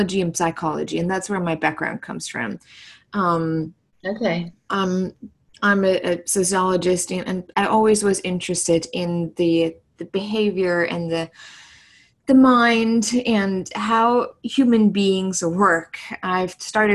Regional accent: Germany; English is a second language; moved away as an adult; also born or lived in New York / San Francisco; now in United States; I'm originally from Germany, so English isn't my first language at all.

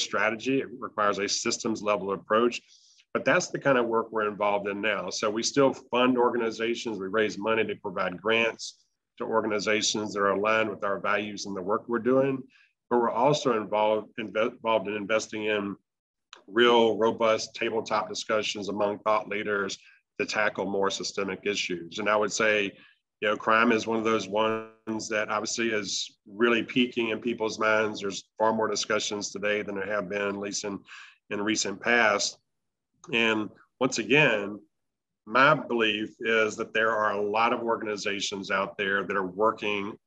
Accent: Aiken, South Carolina, United States; now in New Orleans, United States; I'm originally from South Carolina, a little town called Aiken

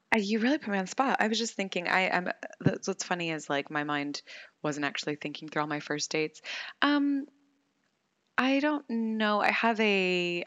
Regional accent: United States; being American

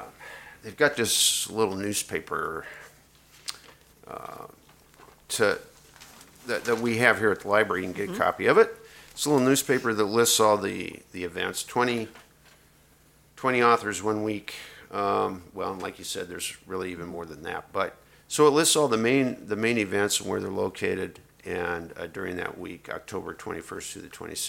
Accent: Iowa, United States; I grew up in Iowa

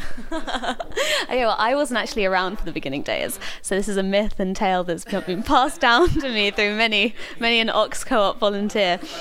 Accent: London, United Kingdom; moved away as an adult; now in Oxford, United Kingdom; I grew up in London

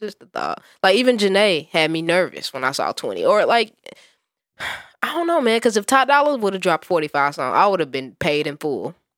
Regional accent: Gary, Indiana, United States; I was born and raised in Gary, Indiana, nigga, that's basketball country

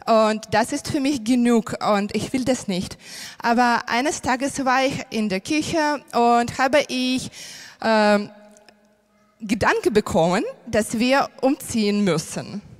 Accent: Ukraine; German is a second language; moved away as an adult; now in Germany; ich bin aus der Ukraine und wir sind vor drei Jahren äh, nach Deutschland umgezogen und das war nicht mein Traum.

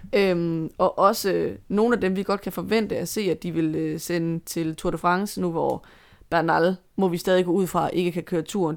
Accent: Denmark; som danskere

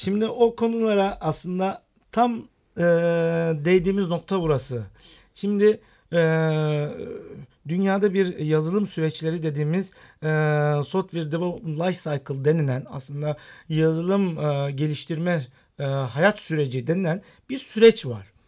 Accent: Istanbul, Turkey; also born or lived in Rize (ancestry) / United States; İstanbul doğumlu olmakla beraber aslen Rizeliyim.

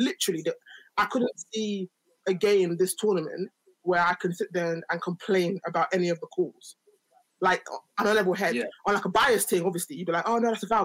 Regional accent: Nigeria; I'm Nigerian

